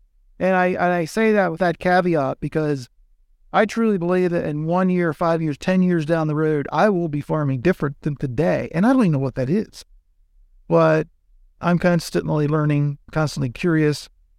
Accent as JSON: {"language": "English", "region": "Pennsylvania", "country": "United States", "said": "from Southern Pennsylvania, Lancaster County."}